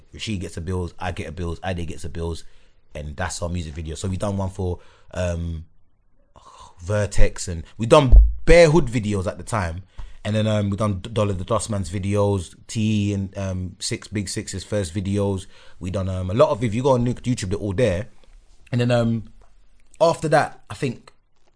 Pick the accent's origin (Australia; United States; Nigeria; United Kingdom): United Kingdom; London; I'm this kid from Northwest